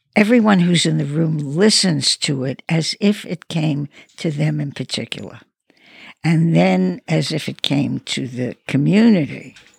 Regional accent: New York City, New York, United States; I come from Brooklyn.

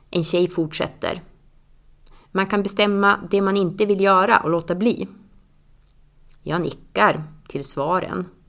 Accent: Tärnaby, Västerbotten County, Sweden; now in Östersund, Sweden; 2002 började jag med det hemma i Tärnaby i ett hälsoprojekt

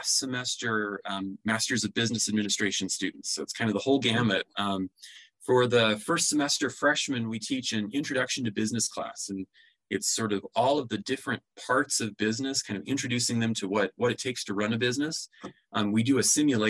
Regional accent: American Falls, Idaho, United States; I'm a native of Idaho. Grew up in American Falls

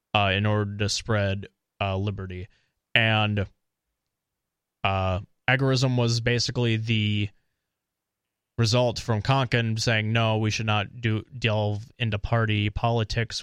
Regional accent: Eau Claire, Wisconsin, United States; also born or lived in Minnesota; now in New Hampshire, United States; I'm from Eau Claire

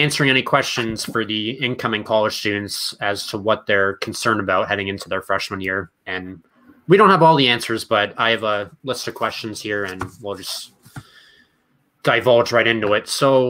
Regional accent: Merrimack, Massachusetts, United States; I'm from small town Merrimack, Massachusetts, about 45 minutes north of Boston.

